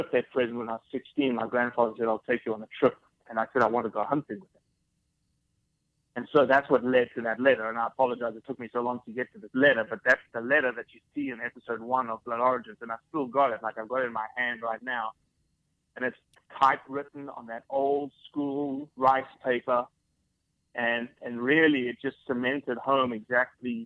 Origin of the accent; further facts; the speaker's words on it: South Africa; now in United States; born and raised in South Africa